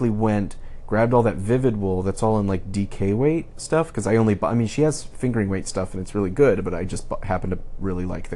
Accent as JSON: {"language": "English", "country": "United States", "said": "from the United States"}